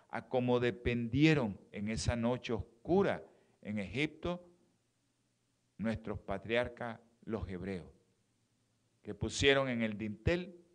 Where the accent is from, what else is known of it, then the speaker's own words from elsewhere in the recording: Mexico; aquellos que somos que venimos de México para acá, no comamos mucha tortilla en estos tiempos